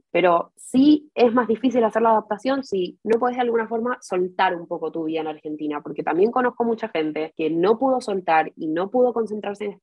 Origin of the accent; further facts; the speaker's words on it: Chile; born there; todos asumen que hablo también hebreo porque mis papás son israelíes, pero en realidad nací en Chile y a veces yo me olvido que nací en Chile.